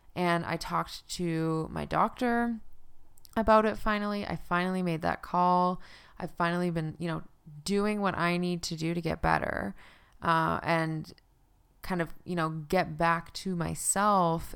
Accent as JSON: {"language": "English", "region": "Newfoundland and Labrador", "country": "Canada", "moved": "yes", "lives_now": "Calgary, Canada", "said": "I'm from Newfoundland"}